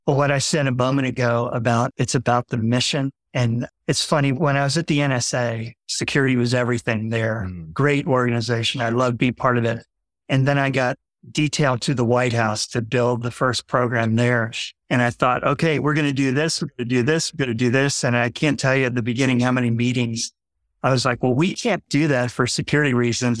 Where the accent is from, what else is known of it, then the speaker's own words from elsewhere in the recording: Fort Lauderdale, Florida, United States; I had two brothers very close in age. We grew up in Fort Lauderdale